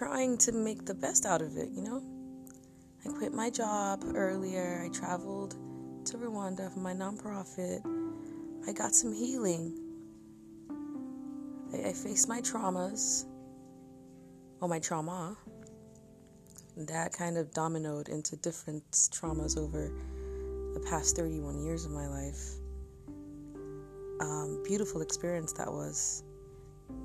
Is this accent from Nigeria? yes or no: yes; Nigeria; I am Nigerian, and I've always been proud of my country